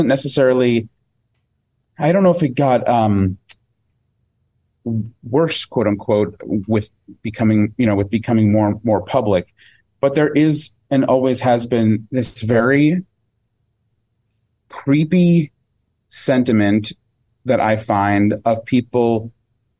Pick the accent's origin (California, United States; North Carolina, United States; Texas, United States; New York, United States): New York, United States; I grew up in New York